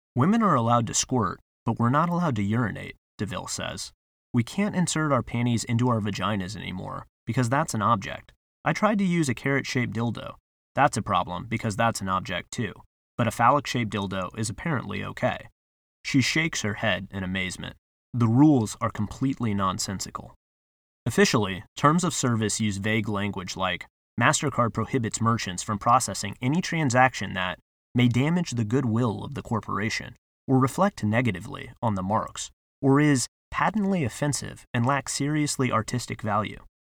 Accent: United States; we as an American society

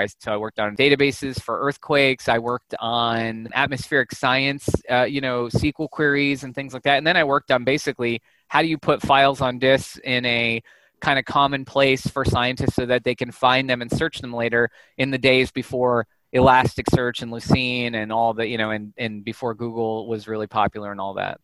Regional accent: Santa Clarita, California, United States; also born or lived in Los Angeles; I was born in Los Angeles. I'm, a, I'm an LA guy, but I grew up in a town called Santa Clarita

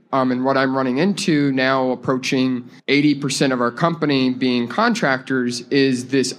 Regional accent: Atlanta, Georgia, United States; I'm from Atlanta

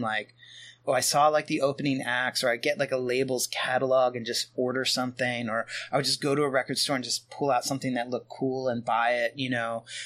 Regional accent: Pennsylvania, United States; I grew up in small town Pennsylvania

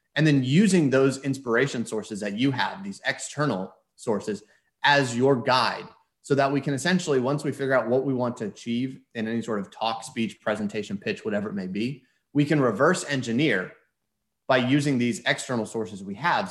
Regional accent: Houston, Texas, United States; moved away as an adult; also born or lived in Philadelphia; I grew up in Houston

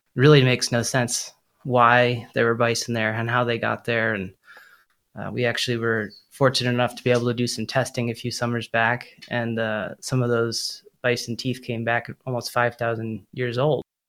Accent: Boulder, Colorado, United States; I grew up in Boulder, Colorado

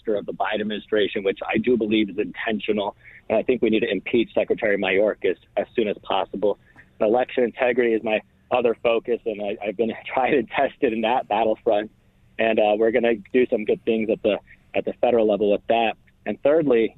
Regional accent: United States; I was born in the United States, but my family immigrated from Syria

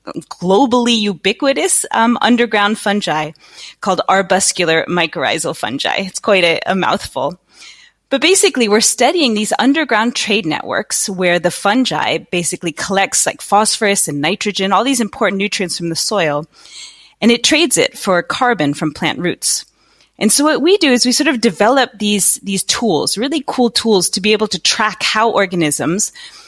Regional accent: United States; moved away as an adult; also born or lived in East Coast, United States / California, United States; now in Netherlands; I'm American though by birth. Are you? Okay. I am. I grew up in on the East Coast and then in California, but moved to Holland about 15 years ago.

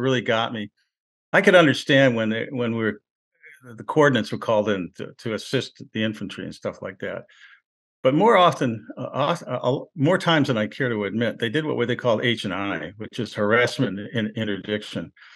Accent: Rochester, New York, United States; moved away as an adult; also born or lived in Cleveland; I'm from Rochester, New York, and we used to go, I used to go back home from Cleveland when I went to school. And I'd bump into guys I went to high school

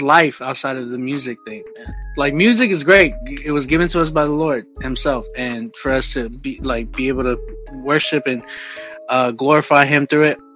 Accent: San Antonio, Texas, United States; moved away as an adult; also born or lived in Oklahoma; now in Canada; I'm from San Antonio

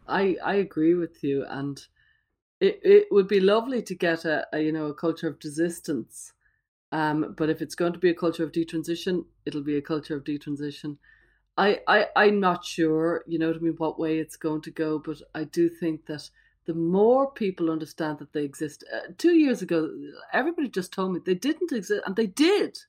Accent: Ireland; I'm Irish

